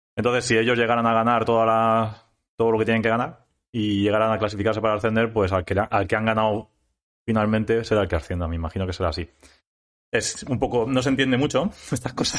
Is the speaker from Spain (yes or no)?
yes; Spain; also born or lived in Ibi; farmacéutico en IBI, aunque soy de ELLA